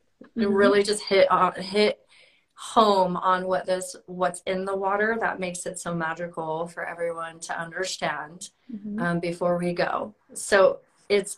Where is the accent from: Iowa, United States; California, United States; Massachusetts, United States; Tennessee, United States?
California, United States; San Diego; moved away; that's where I'm from, my hometown, and I'm going to be moving back there